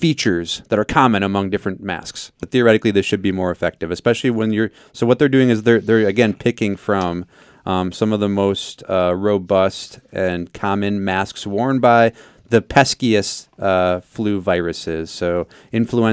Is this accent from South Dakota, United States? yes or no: yes; South Dakota, United States; I'm from South Dakota. There's some legit llama farms